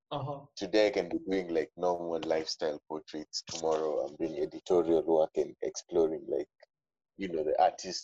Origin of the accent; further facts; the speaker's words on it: Nairobi, Kenya; I grew up in Nairobi, man. Fully Nairobi.